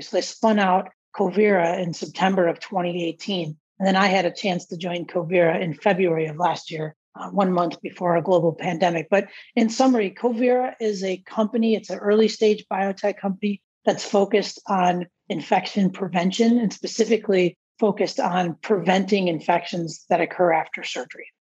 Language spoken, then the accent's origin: English; Palatine, Illinois, United States; growing up in Palatine and going to Palatine High School